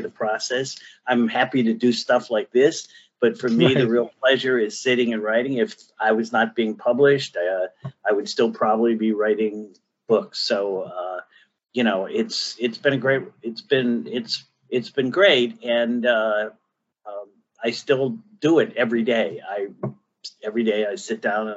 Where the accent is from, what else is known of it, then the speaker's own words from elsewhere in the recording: Cleveland, Ohio, United States; I'm from Northeast Ohio. I'm from Cleveland